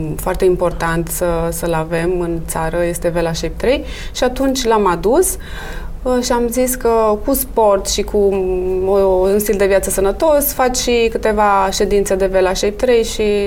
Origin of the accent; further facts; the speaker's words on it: Bucharest, Romania; Am copilărit în București, sunt născută în București, crescută în București